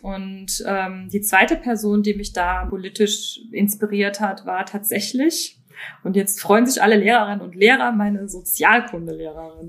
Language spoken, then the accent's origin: German; Rhineland-Palatinate, Germany; accent: Moselfränkisch; moved away as an adult; now in Berlin, Germany; Aufgewachsen bin ich aber an der Mosel und auch dort geboren, also eine Moselanerin, wie man sagt. Und ich spreche und beherrsche auch das tolle Moselfränkisch.